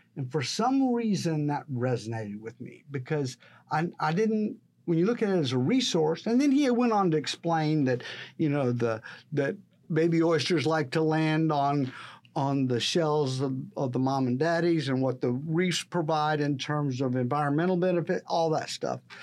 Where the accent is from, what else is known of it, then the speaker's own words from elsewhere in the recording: San Antonio, Texas, United States; moved away as an adult; now in Corpus Christi, United States; I grew up in San Antonio